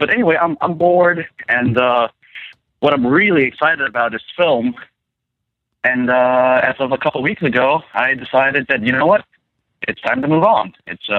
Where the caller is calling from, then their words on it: Virginia, United States; from Virginia. No, regular old Virginia.